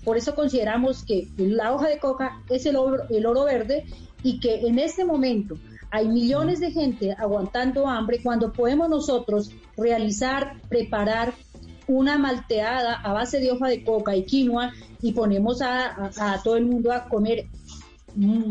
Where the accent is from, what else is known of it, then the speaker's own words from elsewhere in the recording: mountains of Cauca, Colombia; moved away as an adult; now in Bogotá, Colombia; yo vengo de las montañas del Cauca a la ciudad de la capital, a Bogotá, a estudiar